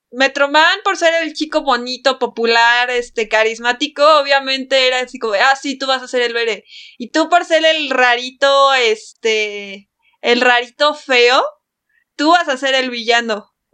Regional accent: Mexico; nuestra sociedad mexicana

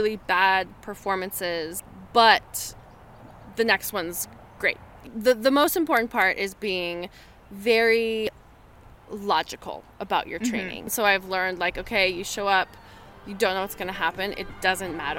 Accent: Boulder, Colorado, United States; I grew up in the Boulder community

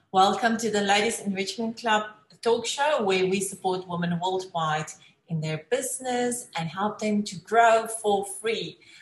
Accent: South Africa; accent: South African; moved away; I'm also from South Africa. We get the accents

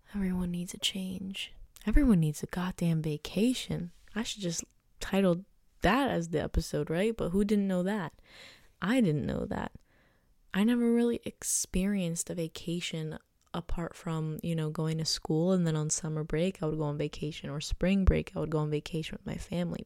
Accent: United States; I was born in the United States

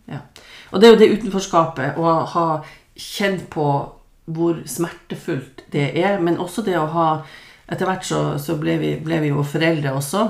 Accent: Lofoten, Nordland, Norway; moved away; det å komme fra Lofoten

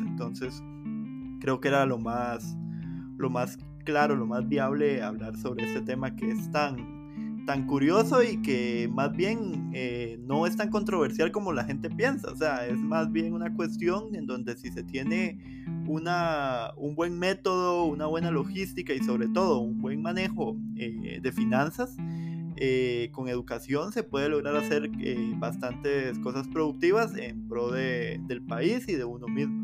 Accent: Costa Rica; como costarricenses

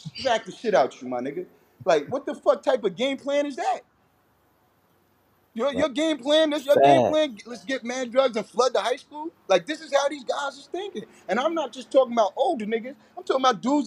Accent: Patchogue, New York, United States; now in Bellport, United States; I live in Bellport right now, but I'm from Patchogue

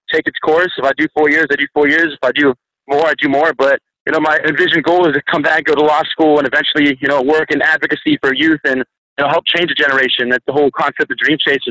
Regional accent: Pittsburgh, Pennsylvania, United States; moved away as an adult; also born or lived in Birmingham, Alabama; now in Alabama, United States; I'm originally from Pittsburgh

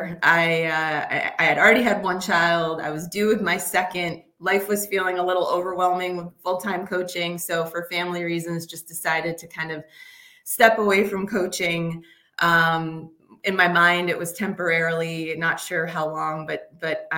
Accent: Massachusetts, United States; moved away as an adult; also born or lived in Michigan; I grew up in Massachusetts

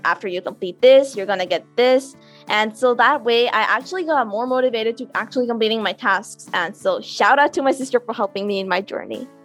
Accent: Karachi, Sindh, Pakistan; I'm from Karachi, Pakistan

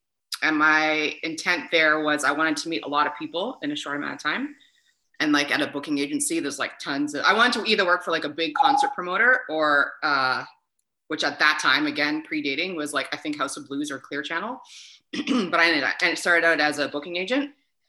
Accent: Nova Scotia, Canada; now in Toronto, Canada; I'm originally from Nova Scotia, so I moved to Toronto to make it in the music biz, and I've been here ever since.

